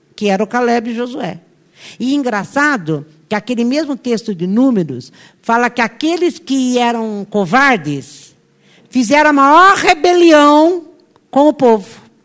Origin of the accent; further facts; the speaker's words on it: Brazil; nós nascemos no Brasil